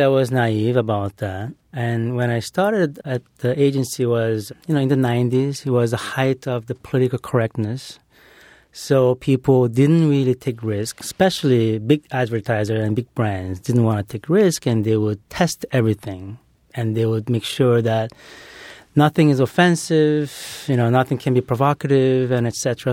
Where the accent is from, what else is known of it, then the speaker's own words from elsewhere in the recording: Brazil; moved away; growing up in Brazil